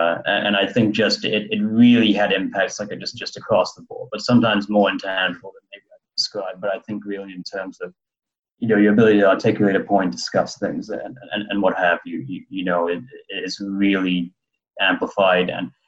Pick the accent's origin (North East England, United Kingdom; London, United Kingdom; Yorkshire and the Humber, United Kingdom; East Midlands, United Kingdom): London, United Kingdom; born there; Well, I was born in London, and so a British citizen as well as a Canadian citizen